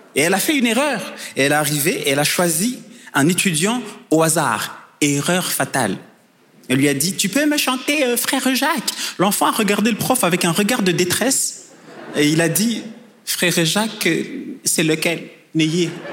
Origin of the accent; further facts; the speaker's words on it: Rwanda; je viens du Rwanda